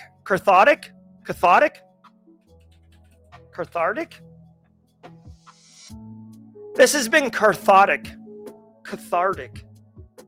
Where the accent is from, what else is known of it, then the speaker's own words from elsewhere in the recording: Massachusetts, United States; accent: Massachusetts; moved away; My accent doesn't really come out, but if you get a couple beers, a couple beers in me and, or I'm in Massachusetts. It's, it comes out wicked strong